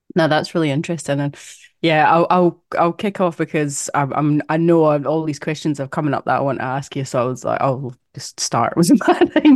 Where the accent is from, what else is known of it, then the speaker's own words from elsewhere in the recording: Scotland, United Kingdom; now in Perth, Australia; I grew up in Scotland